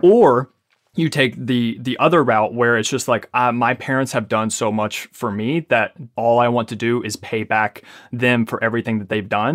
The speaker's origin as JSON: {"language": "English", "town": "Ashland", "region": "Kentucky", "country": "United States", "tie": "born or raised there", "also_born_or_lived": "Lexington, Kentucky", "said": "I was born in Ashland, Kentucky"}